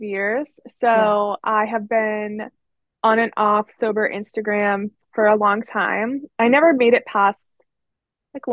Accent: Pittsburgh area, Pennsylvania, United States; So I'm in Pennsylvania. I always tell people I'm from Pittsburgh, but I'm really like an hour away

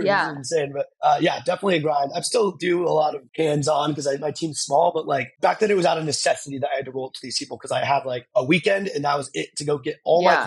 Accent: Tucson, Arizona, United States; moved away; also born or lived in Dallas / Los Angeles; I grew up in Tucson, Arizona

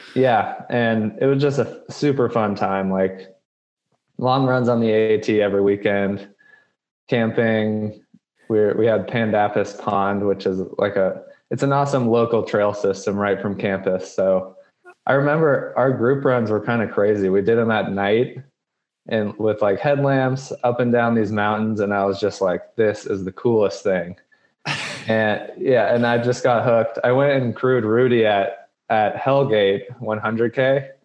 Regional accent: Colorado Springs, Colorado, United States; now in Reno, United States; I grew up in Colorado Springs, which is like a mecca for running

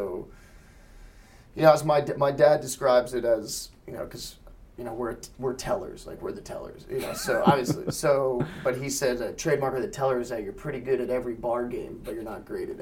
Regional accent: Florida, United States; I'm from Florida, and I lived in the Manatee capital of the world

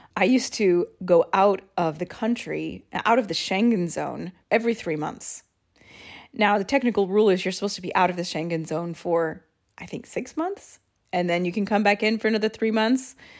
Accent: United States; moved away as an adult; now in Rome, Italy; being an American that I was

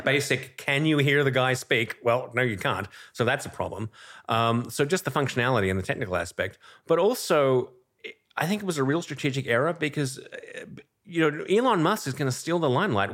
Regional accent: Australia; moved away as an adult; now in New York, United States; I'm originally Australian. I came to New York in ninety-eight

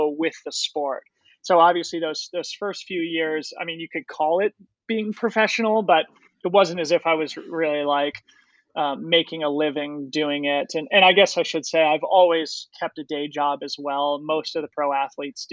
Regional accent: Boulder, Colorado, United States; I grew up in Boulder, Colorado

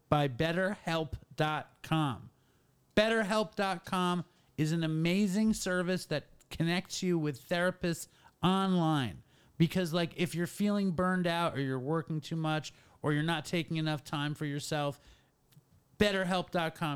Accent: New York City, New York, United States; everyone I grew up with is from New York City

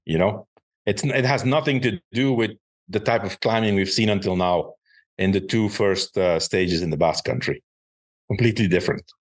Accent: Belgium; it was in my home country

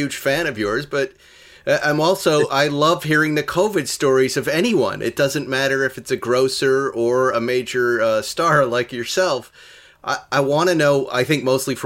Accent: Massachusetts, United States; born or raised there

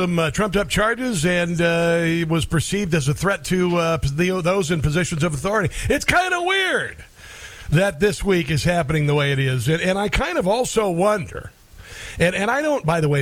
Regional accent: Southwest Iowa, United States; moved away; I grew up in Southwest Iowa

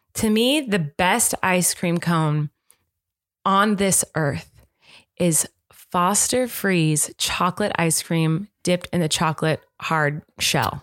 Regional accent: United States; I'm American

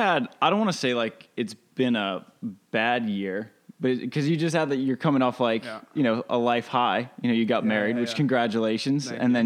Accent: East Coast, United States; now in California, United States; I grew up on the East Coast. I was a journalism major in college before popping over to California because, frankly, I hate the snow.

